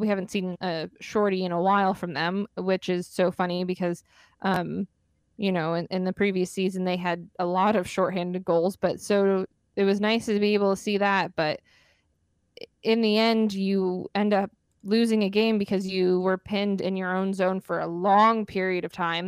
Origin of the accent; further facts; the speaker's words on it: Arizona, United States; born and raised in Arizona